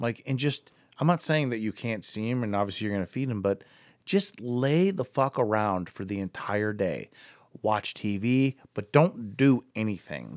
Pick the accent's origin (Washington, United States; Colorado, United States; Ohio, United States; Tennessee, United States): Ohio, United States; Akron; more in the Akron area